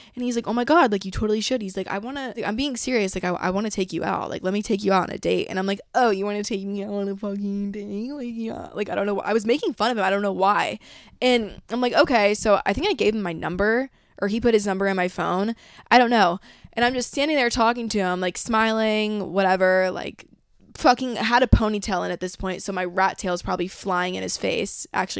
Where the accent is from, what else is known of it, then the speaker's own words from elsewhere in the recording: Georgia, United States; And I was like, yeah, I'm from Georgia. And, like, I talk like this. But I try and, like, minimize it when I come down here because no one talks like that.